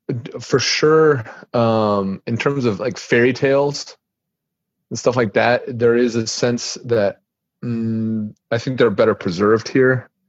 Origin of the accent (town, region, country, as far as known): Wisconsin, United States; born or raised there; now in Russia